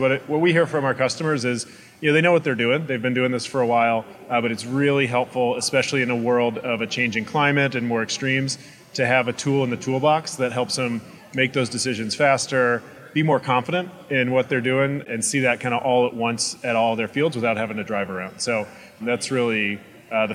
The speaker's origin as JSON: {"language": "English", "region": "Illinois", "country": "United States", "said": "I'm from Illinois, and so I was surrounded by corn"}